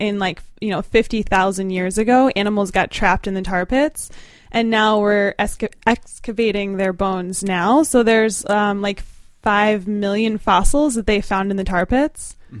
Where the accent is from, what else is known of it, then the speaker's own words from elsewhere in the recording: New Jersey, United States; moved away; I'm from New Jersey.